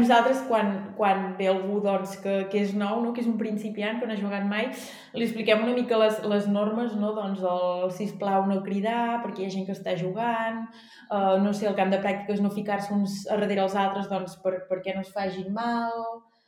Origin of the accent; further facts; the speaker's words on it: Vic, Catalonia, Spain; moved away; jo vaig néixer a Vic, per tant, si he sigut d'Osona sempre